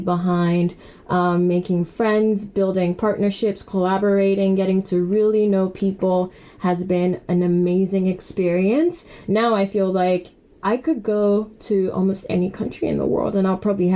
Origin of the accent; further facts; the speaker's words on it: Nigeria; now in United Kingdom; I'm Nigerian, and I am a current MBA full-time student here